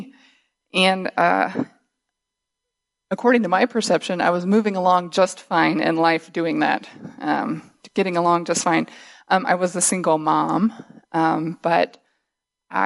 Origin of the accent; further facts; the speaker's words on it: Northwest Missouri, United States; now in Michigan, United States; I grew up in Missouri, in Northwest Missouri, in a little farm town there